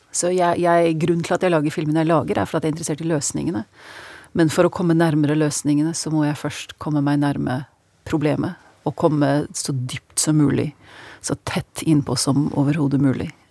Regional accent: Norway; moved away; jeg snakker norsk, jeg var jo født og oppvokst her

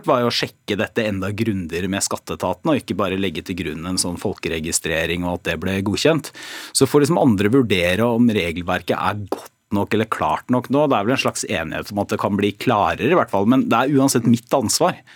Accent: Porsgrunn, Telemark, Norway; Altså jeg er fra Porsgrunn og har alltid liksom holdt på med politikk der.

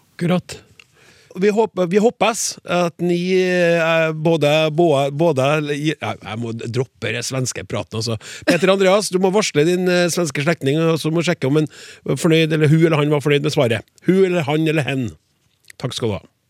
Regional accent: Trøndelag, Norway; jeg er også trønder

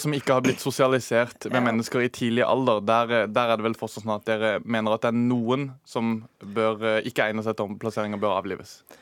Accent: Sørlandet, Norway; der jeg kommer fra på Sørlandet

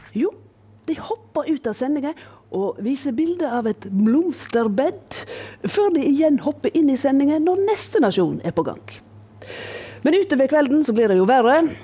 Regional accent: Voss, Vestland, Norway; heime på Voss

